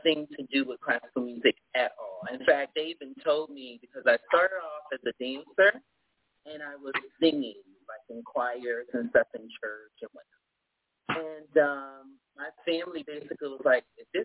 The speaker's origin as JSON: {"language": "English", "town": "Norfolk", "region": "Virginia", "country": "United States", "tie": "born or raised there", "said": "I was born in Norfolk, Virginia, but my family is from Virginia all the way down, you know, South."}